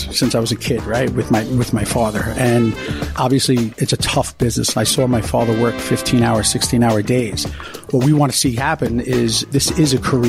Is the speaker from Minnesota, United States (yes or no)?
no; New York City, New York, United States; we grew up in the business. We grew up in Broad Channel and Rockaway